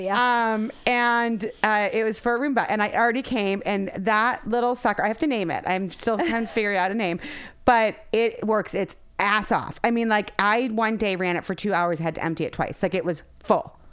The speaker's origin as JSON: {"language": "English", "region": "Ohio", "country": "United States", "tie": "born or raised there", "moved": "yes", "said": "growing up in Ohio"}